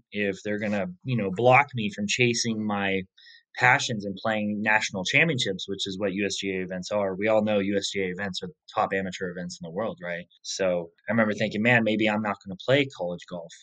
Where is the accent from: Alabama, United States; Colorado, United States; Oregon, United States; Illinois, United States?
Oregon, United States; Medford; the course I grew up on in Medford, Oregon